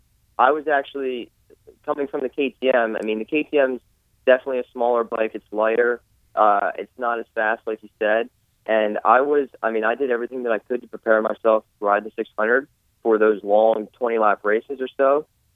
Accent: Pennsylvania, United States; Oh, I'm from Pennsylvania.

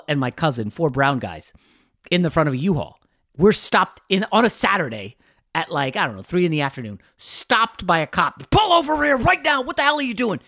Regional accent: New York City, New York, United States; also born or lived in Manhattan, New York City / Brooklyn, New York City; some relatives who lived in Queens, where I was born

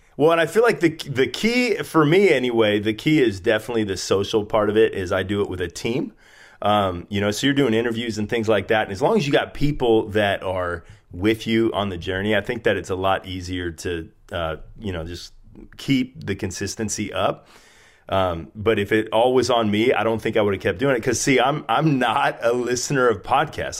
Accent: Spokane, Washington, United States; moved away as an adult; now in San Diego, United States; I was from Spokane, where you live, and I moved to San Diego

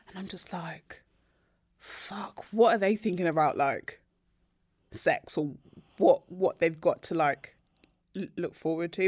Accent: Nigeria

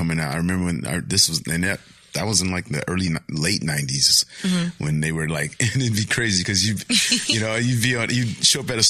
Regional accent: Pomona, California, United States; I grew up in Pomona, which was predominantly Mexican

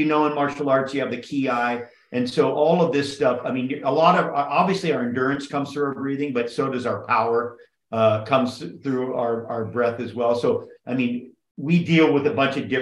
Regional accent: Kauai, Hawaii, United States; also born or lived in Oahu / Big Island / Maui / California; I grew up on Kauai. I lived on all the islands

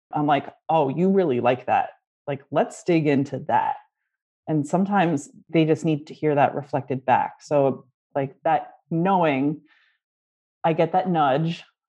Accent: Canada; Growing up in Canada, French is the official second language, so we had to take it in school

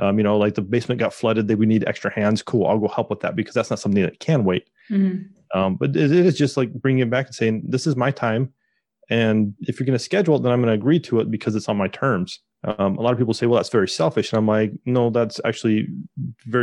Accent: Utah, United States; me and my wife, we're from Utah, mm-hmm. in the United States

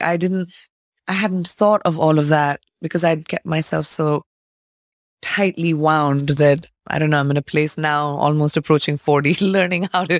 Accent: India; moved away; I think growing up in India is the definition of who I am. It's my pride and it's what I take before I even introduce myself, is the fact that I come from this incredible land of legacy.

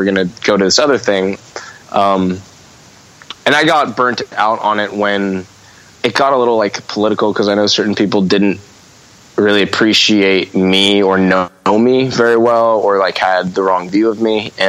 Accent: Redondo Beach, California, United States; I know I'm from the South Bay, I'm from Redondo, Manhattan Beach, and like punk in on the West Coast started there to me

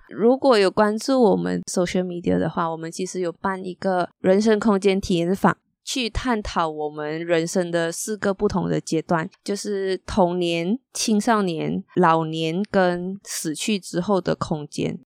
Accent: Malaysia; moved away as an adult; also born or lived in Beijing, China; 我在吉隆坡工作的时候

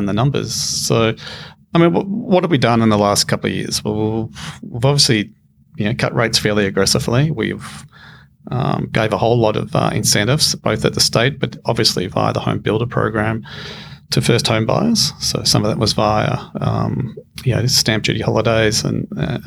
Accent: Australia; as an Australian

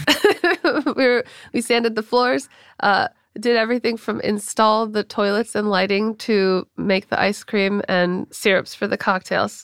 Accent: Los Angeles, California, United States; moved away; Born and raised in L

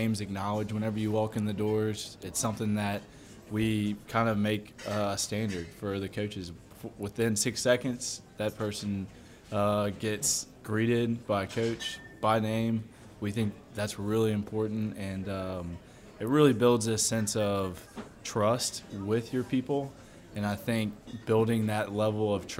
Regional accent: Baton Rouge, Louisiana, United States; also born or lived in New Orleans; my wife and I, we're both from Baton Rouge. She got a teaching position back home, so we moved back

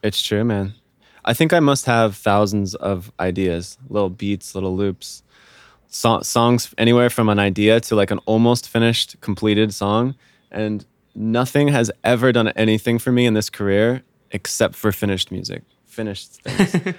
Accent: Vienna, Virginia, United States; moved away as an adult; also born or lived in Miami, Florida; I'm from, uh, Northern Virginia

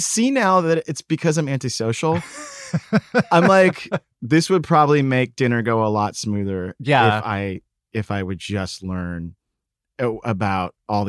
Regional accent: Texas, United States; moved away; I'm from Texas.

